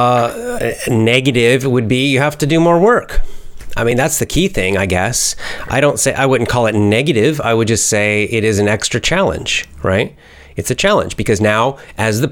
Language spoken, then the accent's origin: English; United States; I'm American. American. USA